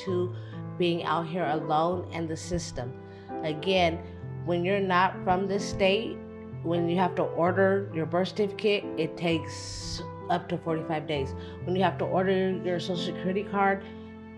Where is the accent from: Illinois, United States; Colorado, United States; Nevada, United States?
Colorado, United States; Denver; moved away as an adult; now in New York, United States; originally I'm from Denver, Colorado